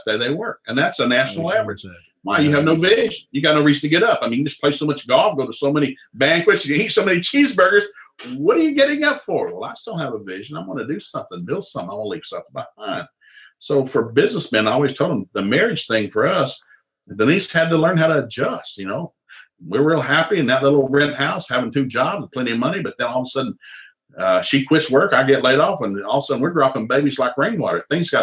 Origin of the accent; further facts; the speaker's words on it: Tennessee, United States; moved away; also born or lived in Jewett City, Connecticut / Sikeston, Missouri; I came from Tennessee